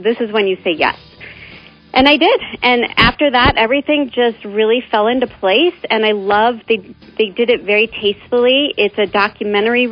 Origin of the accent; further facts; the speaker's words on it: Omaha, Nebraska, United States; moved away; I have such a strong base in Omaha